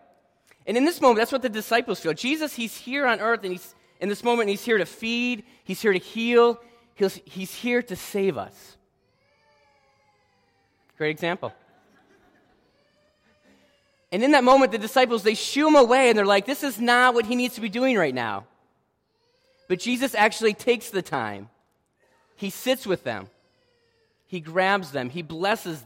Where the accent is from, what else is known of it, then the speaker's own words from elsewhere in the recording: Michigan, United States; moved away; I was born and raised in Michigan